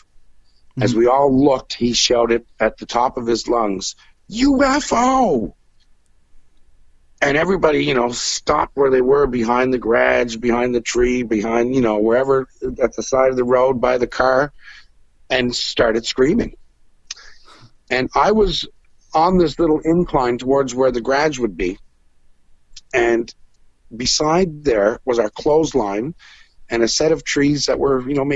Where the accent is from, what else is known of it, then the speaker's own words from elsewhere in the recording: Cape Breton, Nova Scotia, Canada; I was raised in Cape Breton in a very free-thinking rural community playing traditional music